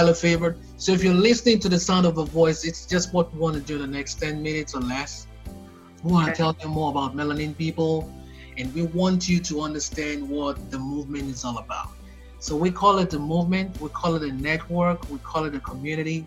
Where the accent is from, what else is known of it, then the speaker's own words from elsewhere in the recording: Nigeria; now in United States; I'm an American, but I'm Nigerian, originally from Nigeria.